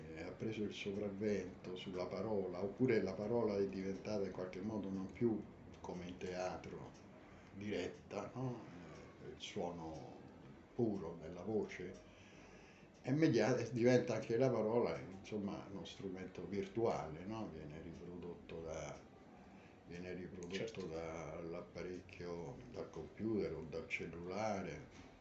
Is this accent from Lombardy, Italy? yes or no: no; Rome, Lazio, Italy; also born or lived in New York; approdato a Roma eh, non me la sentii di restare nella città, che poi è la mia città natale